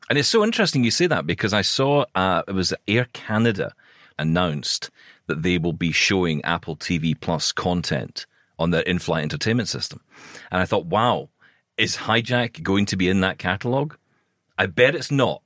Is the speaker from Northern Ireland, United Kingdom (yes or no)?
no; Scotland, United Kingdom; I'm Scottish